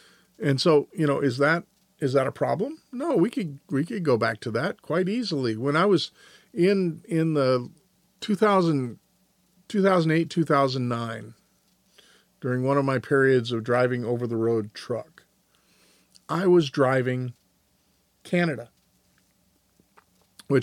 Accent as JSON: {"language": "English", "town": "Atlanta", "region": "Georgia", "country": "United States", "tie": "born or raised there", "said": "I'm old enough to remember, especially growing up in Atlanta, nothing was open on Sundays."}